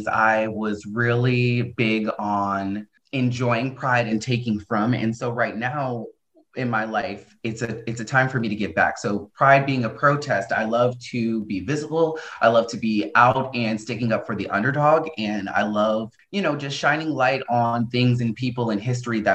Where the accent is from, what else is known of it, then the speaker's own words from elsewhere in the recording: New Jersey, United States; also born or lived in Idaho; now in Portland, United States; I was born in New Jersey